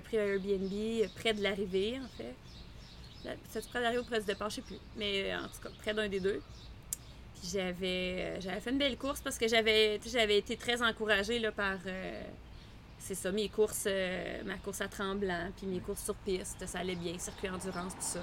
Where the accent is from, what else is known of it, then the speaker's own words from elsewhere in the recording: Quebec City, Quebec, Canada; moved away; je viens de Québec, mes parents avaient une maison proche d'un lac. Je montais en vélo dans les lignes d'hydro